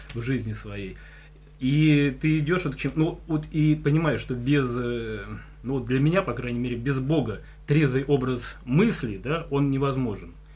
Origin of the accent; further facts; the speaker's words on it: Tikhvin, Leningrad Oblast, Russia; я, кстати, э, сибирский по роду казачьему, а сам я родился в Тихвине, это Ленинградская область